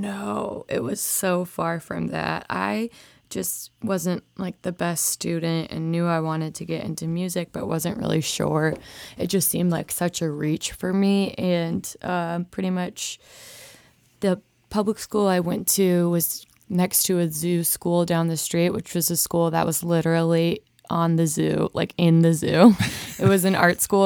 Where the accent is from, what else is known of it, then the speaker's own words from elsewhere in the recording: Rosemount, Minnesota, United States; moved away as an adult; now in Nashville, United States; I grew up in Minnesota